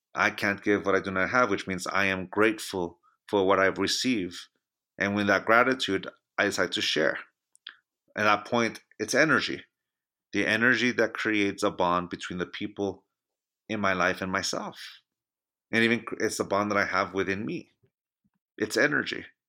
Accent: Chula Vista, California, United States; now in Reno, United States; My hometown of San Diego, California

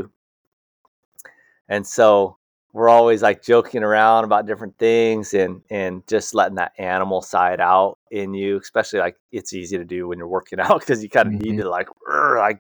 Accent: Hawaii, United States; born and raised in Hawaii

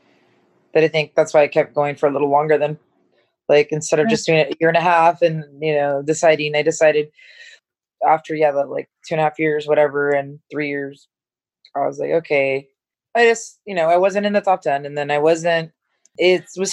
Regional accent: San Diego, California, United States; growing up in San Diego, everything's like sunny and happy and great.

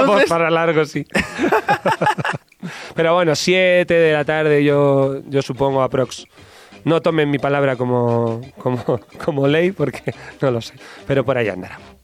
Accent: Basque Country, Spain; Yo soy del norte de España, soy vasco

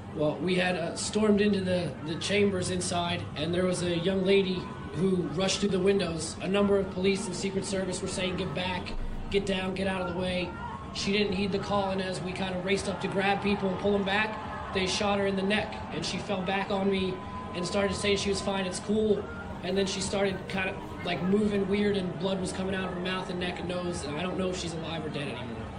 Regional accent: New Jersey, United States; from New Jersey

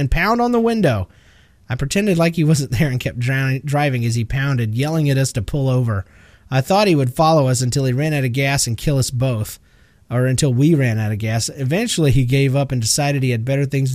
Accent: Georgia, United States; I'm from Georgia.

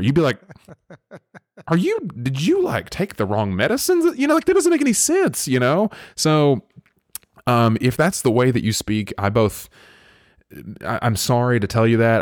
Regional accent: the South, United States; I was raised in the South

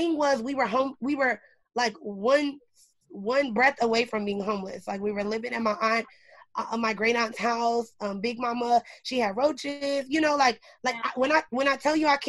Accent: Indianapolis, Indiana, United States; I was born in Indianapolis, Indiana

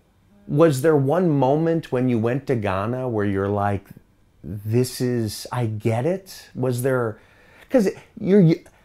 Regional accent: United States; accent: American; I come from Chicago, New York

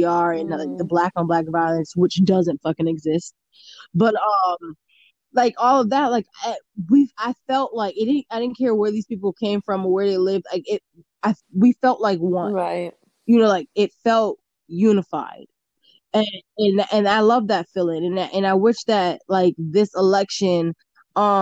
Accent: United States; I'm an American

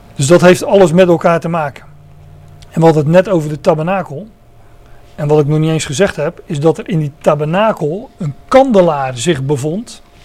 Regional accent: Netherlands; nu zijn wij Nederlanders

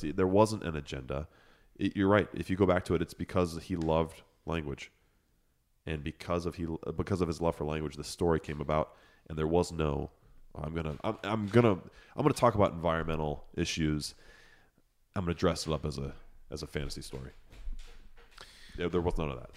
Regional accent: Chicago, Illinois, United States; accent: Lake Effect; moved away; also born or lived in Boston; as a kid, as a kid, I grew up in Chicago

